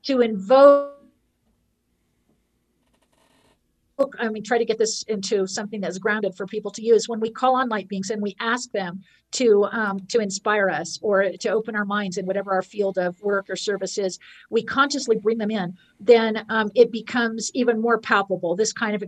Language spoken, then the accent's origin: English; Marin County, California, United States; I grew up in Marin County